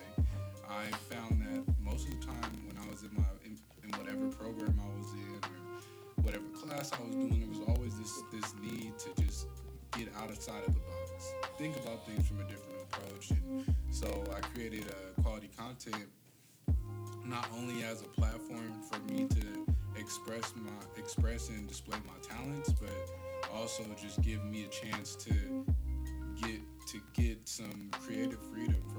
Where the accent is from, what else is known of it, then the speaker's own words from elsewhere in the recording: Riverside, California, United States; also born or lived in Sacramento; I hail from Riverside, California, the east to be exact